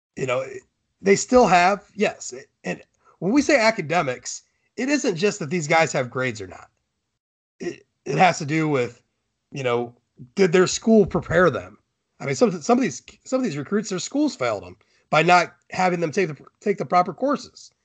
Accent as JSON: {"language": "English", "region": "Ohio", "country": "United States", "said": "I'm from Ohio"}